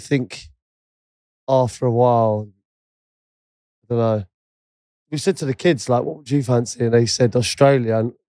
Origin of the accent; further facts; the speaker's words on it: London, United Kingdom; I've probably lived, I grew up in London.